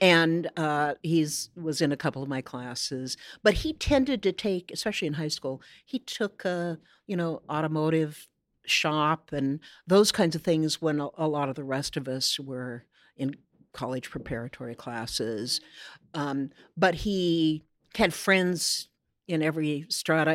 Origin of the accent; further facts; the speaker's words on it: Corvallis, Oregon, United States; moved away as an adult; now in Seattle, United States; my Corvallis, my hometown, was not necessarily the same Corvallis they grew up